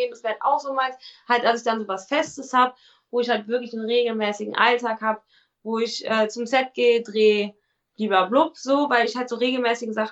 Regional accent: Cologne, North Rhine-Westphalia, Germany; ich bin ein kölsches Mädchen, ich komme aus Köln, ähm, habe eine Klappe am Mund und bin lustig.

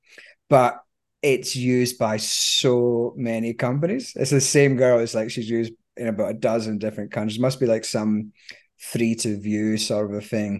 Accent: Australia; As an Australian

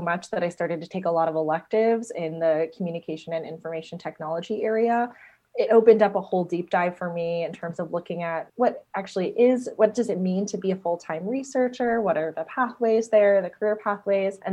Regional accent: New Jersey, United States; moved away as an adult; also born or lived in Ithaca, New York / Los Angeles; I grew up in New Jersey

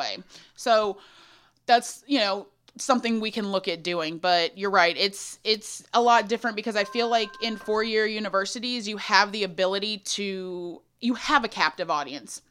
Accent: Thorndale, Texas, United States; I'm from a very small town outside of Austin called Thorndale, population thirteen hundred sixty-six

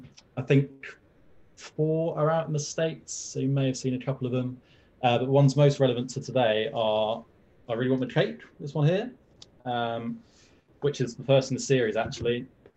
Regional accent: England, United Kingdom; you might be able to tell from my strange accent that I'm not actually from America. I'm from a weird little place called England

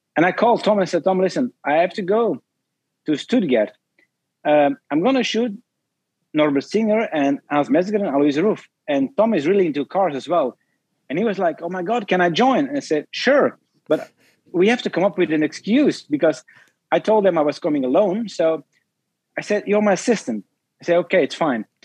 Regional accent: Belgium; I'm from Belgium

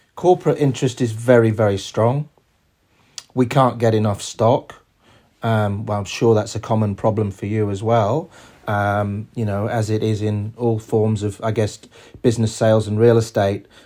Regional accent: England, United Kingdom; moved away as an adult; also born or lived in New York; now in Australia; We're both English

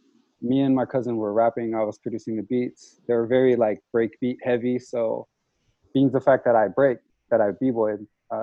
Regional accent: Portland, Oregon, United States; Portland was fantastic. Portland's probably like the most important part to anything that I've done, because it kind of shaped like my character and everything.

